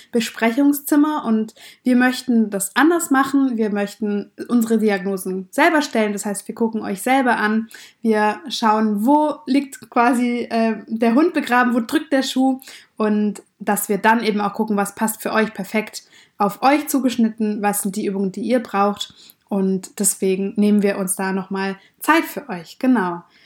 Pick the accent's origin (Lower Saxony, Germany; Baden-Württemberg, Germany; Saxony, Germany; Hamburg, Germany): Baden-Württemberg, Germany; Swabia; wir kommen beide aus dem Schwaberländle